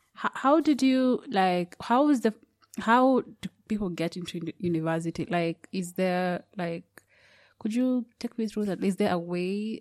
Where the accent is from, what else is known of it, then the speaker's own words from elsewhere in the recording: Kenya; I'm I'm from Kenya